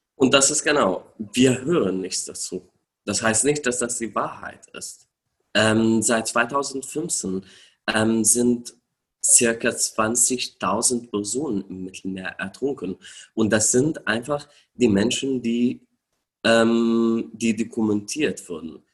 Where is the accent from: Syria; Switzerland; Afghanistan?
Syria; German is a second language; moved away as an adult; now in Germany; ich bin in Syrien geboren, dort aufgewachsen